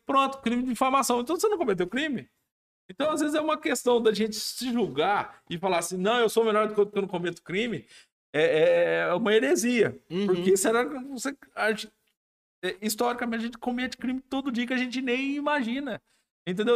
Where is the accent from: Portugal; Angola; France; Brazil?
Brazil; Alfenas, Minas Gerais; eu sou de Alfenas, né? É, nascido e criado em Alfenas